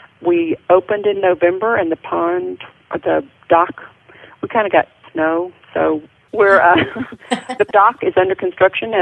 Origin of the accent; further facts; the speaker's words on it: Texas, United States; moved away as an adult; also born or lived in Montana; now in Red Lodge, Montana, United States; I'm a Texan. I've just been up here about 10 years